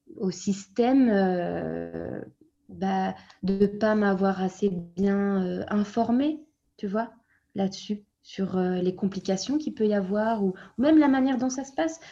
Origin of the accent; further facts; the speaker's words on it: France; moved away as an adult; also born or lived in Brussels, Belgium; now in Flanders, Belgium; je suis française, je suis née en France et je suis arrivée en Belgique à 24 ans